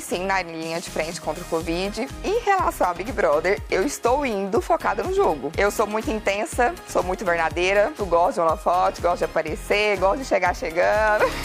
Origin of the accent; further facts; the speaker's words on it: interior of Goiás, Brazil; sou do interior de Goiás